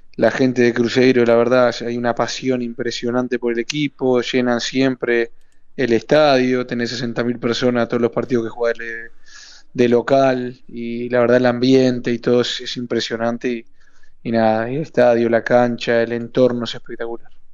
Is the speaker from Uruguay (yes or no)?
yes; Uruguay; moved away as an adult; also born or lived in Pachuca, Mexico; somos cinco uruguayos